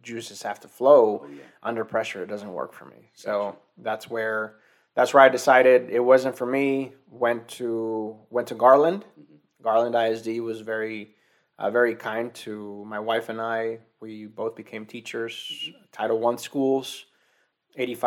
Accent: Mexico; moved away; also born or lived in Arizona; I was born and raised in Mexico

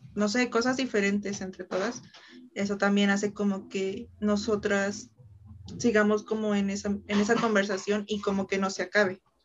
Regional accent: Mexico; tres somos mexicanas

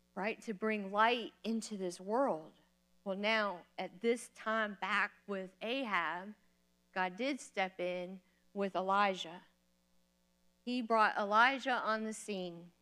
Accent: Florida, United States; moved away as an adult; also born or lived in Kentucky; I'm from Florida

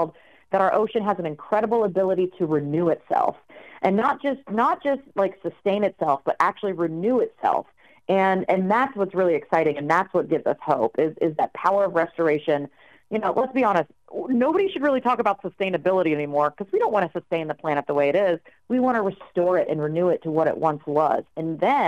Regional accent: Raleigh, North Carolina, United States; I'm from Raleigh, North Carolina. Those beaches were my playground growing up.

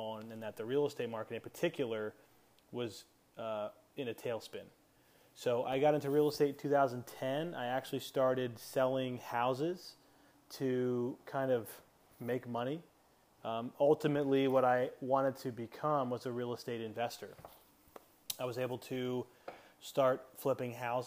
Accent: Crofton, Maryland, United States; I grew up right outside of Annapolis, Maryland, in a little town called Crofton

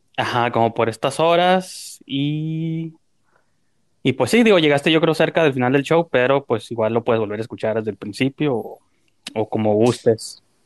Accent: Tijuana, Baja California, Mexico; born or raised there

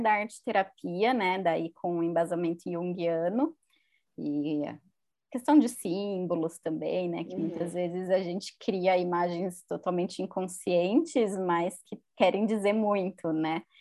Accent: Campinas, São Paulo, Brazil; eu sou de Campinas

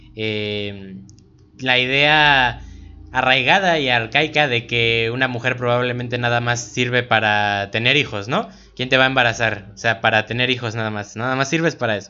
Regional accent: Cuautla, Morelos, Mexico; nosotros que somos aquí de Cuautla

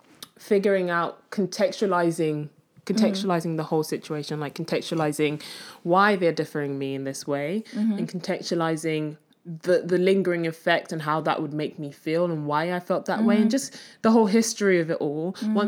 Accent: Nigeria; born there; accent: Nigerian; moved away; Yes, I was born in Nigeria, okay.

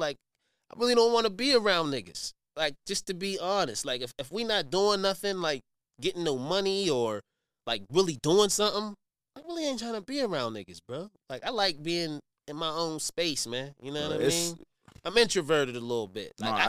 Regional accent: Wilkinsburg, Pennsylvania, United States; I'm from Wilkinsburg. You know, mm-hmm. I grew up, born and raised in Wilkinsburg. You know what I mean? Pittsburgh, you know, my family, they my people.

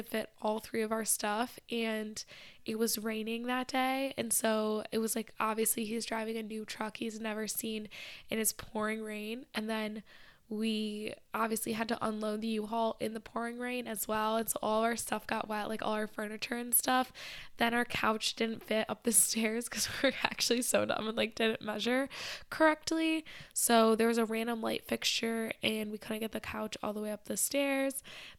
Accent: Michigan, United States; now in Boston, United States; because obviously I grew up like outside of Detroit, but I wasn't in the center city for most of my childhood

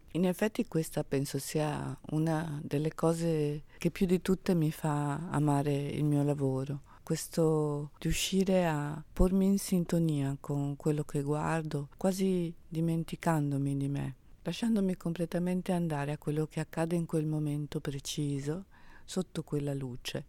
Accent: Venice, Veneto, Italy; Io sono una veneziana, prodata, quindi a Brescia, da un luogo in cui la bellezza è di casa.

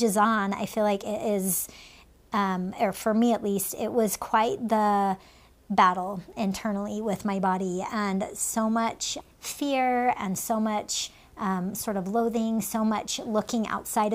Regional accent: United States; born or raised there; also born or lived in Finland

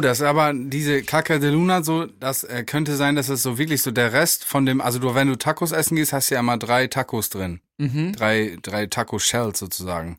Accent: Germany; Ich komme aus Mappen

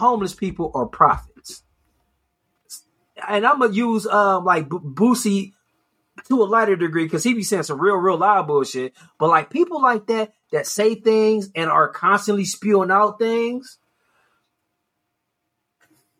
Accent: Cleveland, Ohio, United States; I grew up in Ohio, and I mean, I had to do my own research on Juneteenth. That shit was not taught in school. Cleveland Public School didn't let me know what Juneteenth was

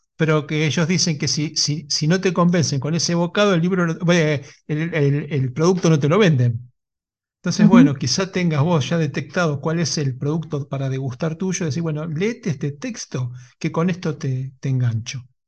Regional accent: Lanús, Buenos Aires Province, Argentina; yo soy de Lanús

